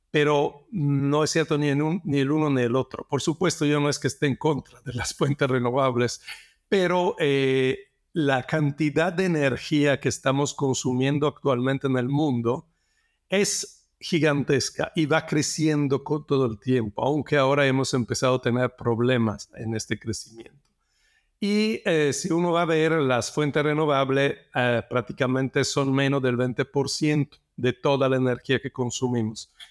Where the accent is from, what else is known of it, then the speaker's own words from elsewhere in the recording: Italy; now in Mexico; Bueno, yo soy de origen italiana, eh, siempre me gustó la naturaleza y entonces estudié geología porque me gustaba también viajar, los paisajes, la naturaleza de, otros países. Me vine a México hace 28 años